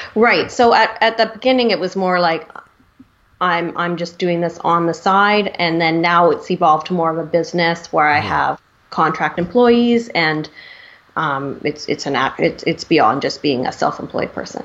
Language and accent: English; Vancouver, British Columbia, Canada; I am from Vancouver